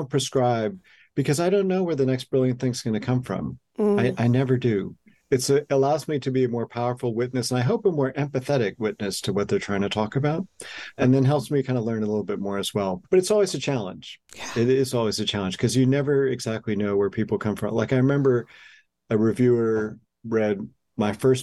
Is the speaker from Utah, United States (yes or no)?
no; Milwaukee, Wisconsin, United States; I'm from Milwaukee